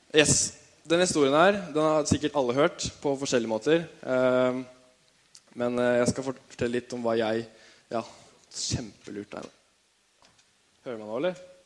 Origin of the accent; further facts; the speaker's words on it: Tønsberg, Vestfold, Norway; født og oppvokst i Tønsberg